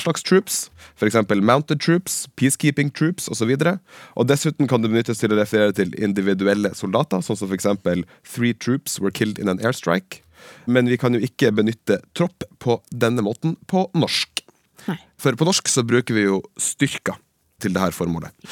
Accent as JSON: {"language": "Norwegian", "town": "Bardufoss", "region": "Troms", "country": "Norway", "said": "at jeg er fra Bardufoss"}